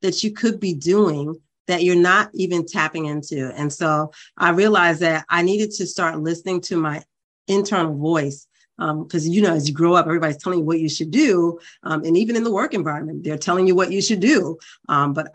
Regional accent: New York City, New York, United States; I grew up in Brooklyn, New York

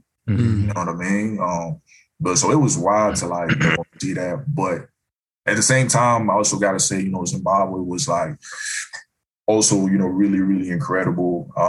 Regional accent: Ghana; So the thing is, I came from Ghana where they were using the CD.

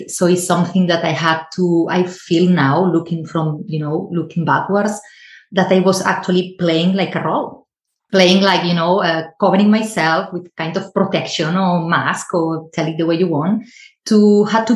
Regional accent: Spain; moved away; I am originally from Spain, so I started there.

